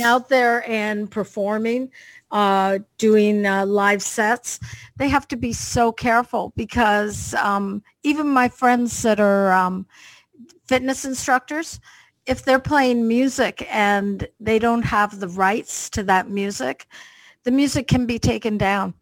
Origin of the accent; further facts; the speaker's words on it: Canada; I'm a Canadian girl from Canada, but my parents were British